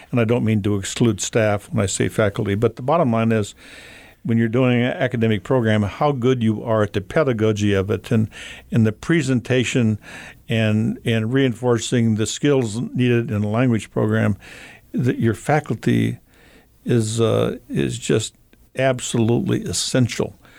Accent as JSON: {"language": "English", "town": "Havre", "region": "Montana", "country": "United States", "tie": "born or raised there", "said": "I grew up in Havermontana"}